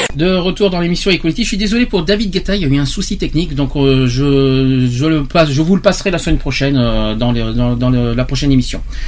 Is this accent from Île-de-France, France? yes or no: no; Gironde, Nouvelle-Aquitaine, France; chez nous en Gironde